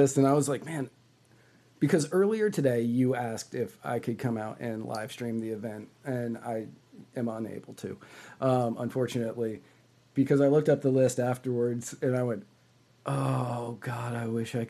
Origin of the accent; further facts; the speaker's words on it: Virginia, United States; I grew up in Virginia. It was Delaware County to me, and that's what I drove through to go to Philly.